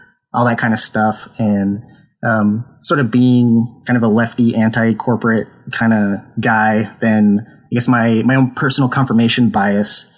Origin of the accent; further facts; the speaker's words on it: Idaho, United States; I was raised in Idaho